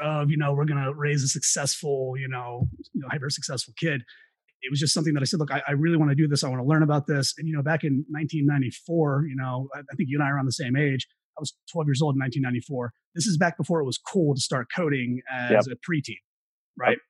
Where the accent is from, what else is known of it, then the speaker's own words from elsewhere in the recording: Carlisle, Pennsylvania, United States; moved away as an adult; also born or lived in Florida; I grew up in central Pennsylvania, a small town called Carlisle, less than 20,000 people